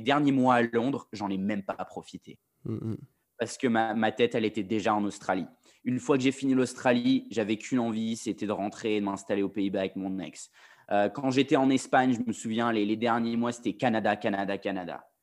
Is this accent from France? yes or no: yes; France; moved away as an adult; now in London, United Kingdom; je suis français